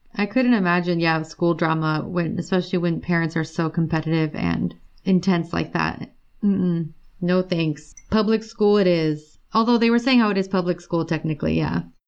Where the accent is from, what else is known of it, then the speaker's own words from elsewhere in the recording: California, United States; I'm from California